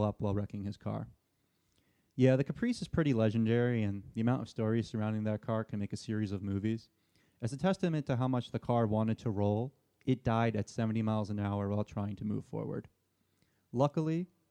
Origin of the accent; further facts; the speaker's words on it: Port Chester, New York, United States; my hometown of Port Chester, New York